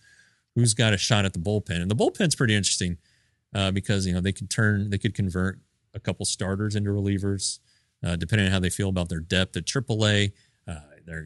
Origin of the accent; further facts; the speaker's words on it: Colorado, United States; when I was growing up in Colorado, we didn't have the Rockies.